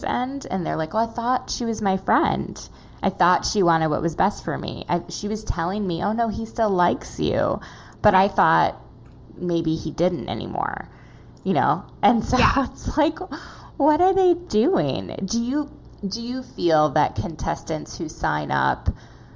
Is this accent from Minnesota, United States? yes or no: yes; Minneapolis, Minnesota, United States; moved away; I am from Minneapolis originally